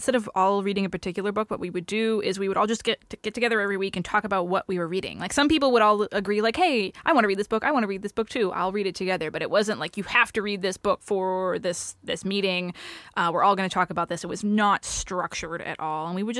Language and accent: English; New England, United States; I'm from New England.